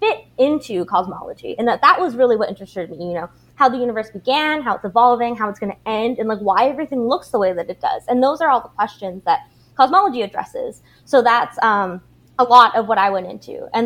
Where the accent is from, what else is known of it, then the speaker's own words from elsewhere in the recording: Abbotsford, British Columbia, Canada; we had like a public fine arts school where I grew up in Abbotsford